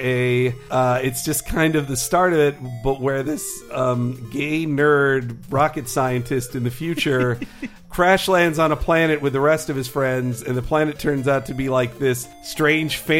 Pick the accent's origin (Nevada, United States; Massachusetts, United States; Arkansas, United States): Arkansas, United States; also born or lived in Florida; now in California, United States; I am from Arkansas